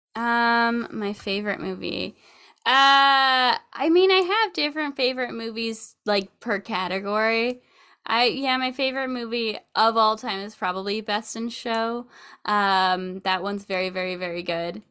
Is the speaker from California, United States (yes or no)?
yes; Sacramento, California, United States; I grew up in Sacramento